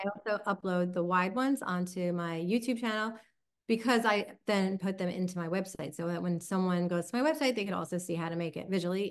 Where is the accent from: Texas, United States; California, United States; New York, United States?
New York, United States; Long Island; accent: Long Island; my Long Island accent